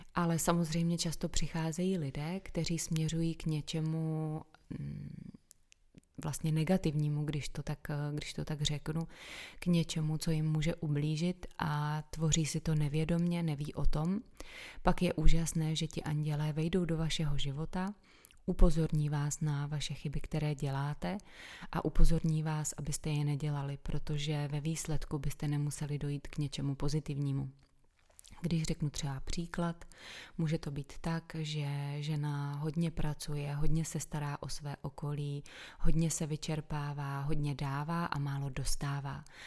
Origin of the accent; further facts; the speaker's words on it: Czechia; jsem se narodila právě v České republice